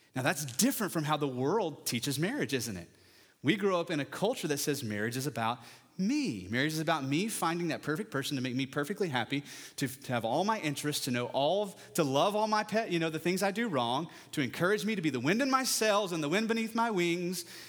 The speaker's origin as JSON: {"language": "English", "region": "West Texas", "country": "United States", "said": "I'm from West Texas"}